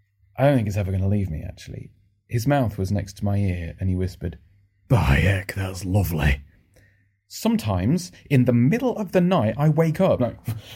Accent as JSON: {"language": "English", "region": "Northern England", "country": "United Kingdom", "lives_now": "London, United Kingdom", "said": "Also, you can't really tell from my accent anymore, because I've lived in London for the last 15 years, and it gets beaten out of you quite quickly. But I'm Northern."}